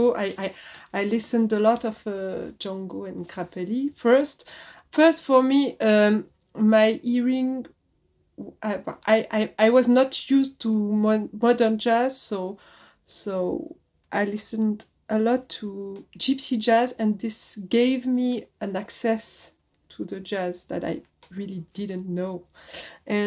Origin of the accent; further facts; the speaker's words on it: Switzerland; moved away as an adult; also born or lived in Paris, France; now in France; I was in Switzerland. I was born in Switzerland.